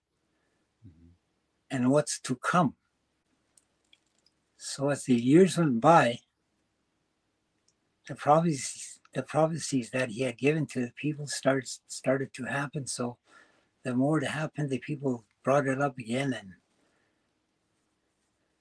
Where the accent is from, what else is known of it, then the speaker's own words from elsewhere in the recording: Délı̨nę, Northwest Territories, Canada; I was born and raised in Delany all my life